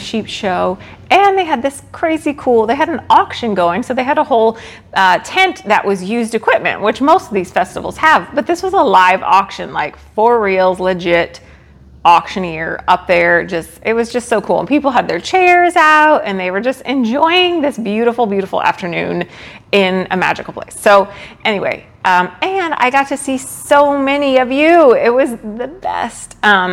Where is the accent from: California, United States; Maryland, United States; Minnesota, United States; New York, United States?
Maryland, United States; Rockville; moved away; he lived in Rockville, Maryland. That's where I grew up